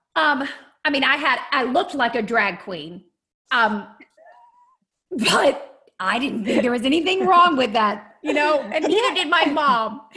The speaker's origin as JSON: {"language": "English", "town": "Lexington", "region": "Kentucky", "country": "United States", "tie": "born or raised there", "said": "I am from Kentucky originally. I grew up in Lexington, Kentucky"}